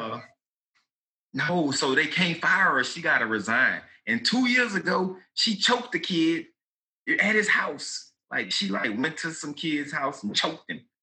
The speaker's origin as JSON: {"language": "English", "town": "Baton Rouge", "region": "Louisiana", "country": "United States", "said": "I'm from Baton Rouge."}